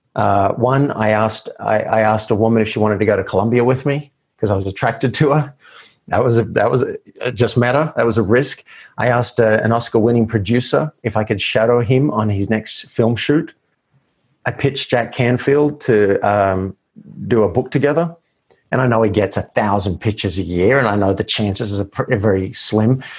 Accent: Australia; I grew up in Australia

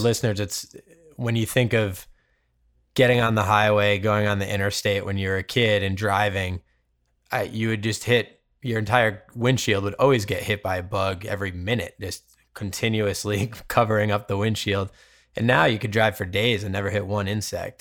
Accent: Cape Cod, Massachusetts, United States; now in California, United States; I grew up on Cape Cod in Massachusetts

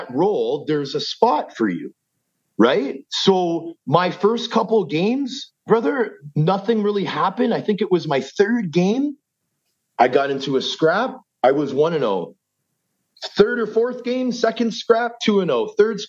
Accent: Toronto, Ontario, Canada; also born or lived in Vancouver, British Columbia; I was born in Vancouver, but raised in Scarborough.

